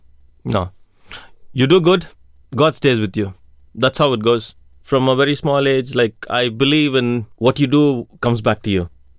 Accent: India; I'm from India. I'm an engineer. I worked in the airport for about 15 years. I came to Israel to work as a metapel.

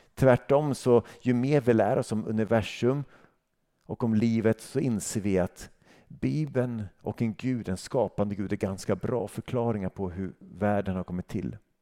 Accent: Sweden; som svensk

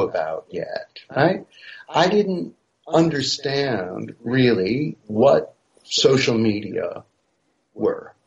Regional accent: United States; moved away as an adult; also born or lived in Paris, France; now in France; I'm originally American

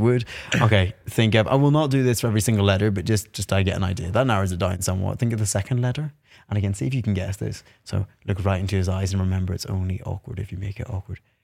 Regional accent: Northern Ireland, United Kingdom; moved away

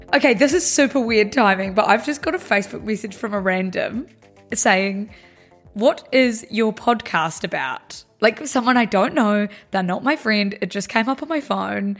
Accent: New Zealand; We're from New Zealand

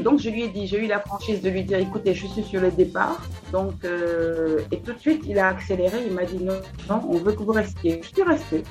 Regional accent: Kaolack, Senegal; also born or lived in Dakar; mon père, en fait, à mes 10 ans, mon père avait une pharmacie. C'est un pharmacien. Donc, il est allé s'installer à Kaolack. Et je me suis retrouvée à Kaolack à 10 Mhm. où j'ai fait toute mon enfance

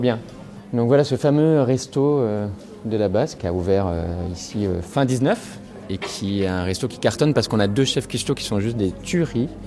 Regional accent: Bordeaux, Nouvelle-Aquitaine, France; moved away as an adult; also born or lived in Savoie; now in Chambéry, France; Je suis bordelais

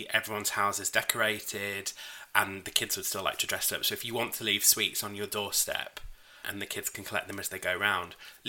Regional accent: York, Yorkshire and the Humber, United Kingdom; I'm from York

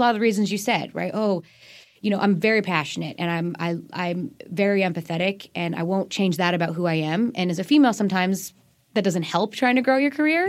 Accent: Colorado, United States; moved away as an adult; also born or lived in British Columbia, Canada / Pennsylvania; now in Maryland, United States; Born and raised there, went to university out there

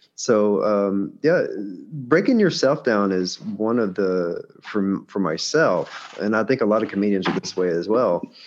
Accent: United States; as an American

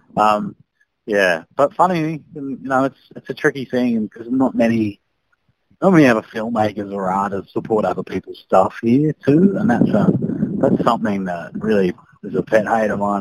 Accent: Sydney, New South Wales, Australia; I grew up in Sydney

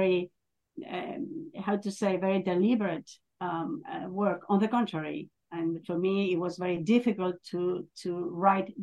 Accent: northern Spain, Spain; I'm from Spain, and I'm from the north of Spain

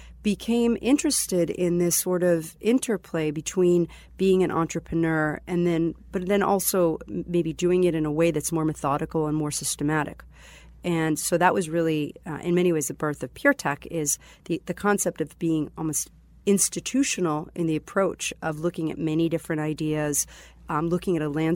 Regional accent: Israel; born there; also born or lived in Boston area, United States; I was born in Israel. And I spent part of my childhood in the Boston area. Uh-huh. And then I moved back to Israel after I went to Northeastern.

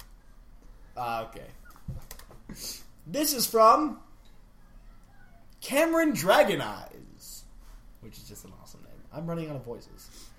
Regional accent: Australia; now in United States; I think you should know I am from Australia.

